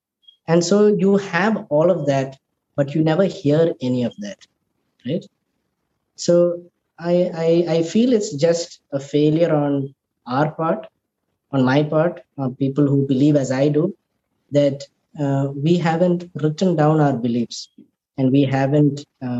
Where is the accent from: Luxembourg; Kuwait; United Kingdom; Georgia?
Kuwait; Born and raised in Kuwait. I was there during the Gulf War. We lived in Kuwait for another 2 months after Iraq had invaded Kuwait.